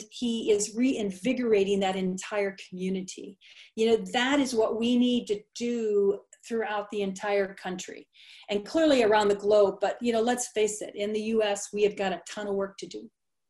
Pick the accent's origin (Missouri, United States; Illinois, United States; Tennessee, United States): Illinois, United States; Sublette; now in Chico, United States; the little tiny town that I grew up in Sublette, Illinois